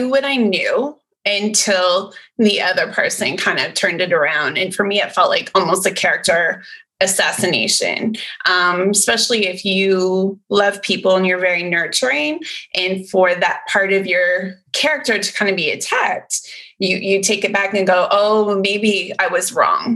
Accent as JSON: {"language": "English", "country": "Canada", "moved": "yes", "lives_now": "Central Texas, United States", "said": "I'm actually Canadian, so it was almost like going right back to my roots again"}